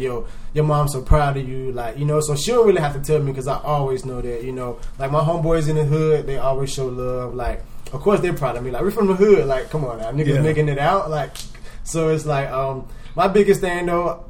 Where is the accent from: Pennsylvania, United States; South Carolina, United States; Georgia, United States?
South Carolina, United States; Zion Hill, Fairfield County; now in Atlanta, United States; Like I'm from Zion Hill, like a place in Fairfield, you know, well of course South Carolina, but I'm from Zion Hill